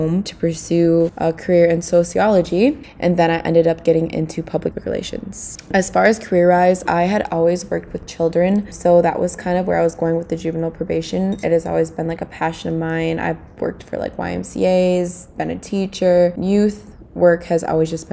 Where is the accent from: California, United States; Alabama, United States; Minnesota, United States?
Minnesota, United States; St. Paul; I am from St. Paul, Minnesota